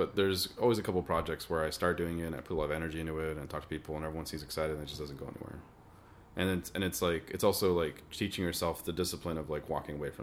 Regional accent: Montebello, California, United States; moved away as an adult; also born or lived in Los Angeles; now in Minneapolis, United States; I grew up in Montebello. It's pretty near El Monte

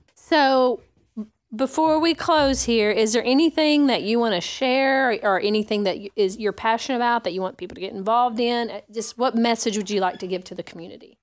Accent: Arkansas, United States; moved away; from Arkansas. I'm a, from across the big river.

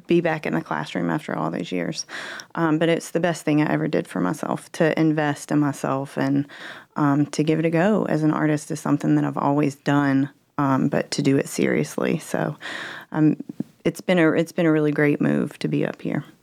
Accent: Greenville, South Carolina, United States; moved away as an adult; now in Fort Mill, United States; I'm a Greenville, Greenville native.

